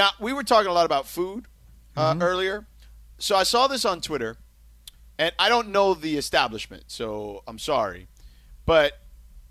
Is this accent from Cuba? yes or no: yes; Cuba; I am Cuban